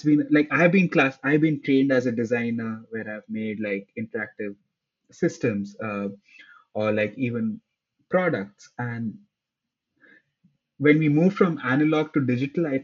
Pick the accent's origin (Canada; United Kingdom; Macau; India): India; moved away as an adult; now in New York, United States; I grew up in India next to a desert